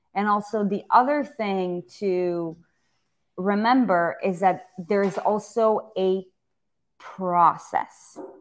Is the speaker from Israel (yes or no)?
yes; Israel; moved away; I grew up in Israel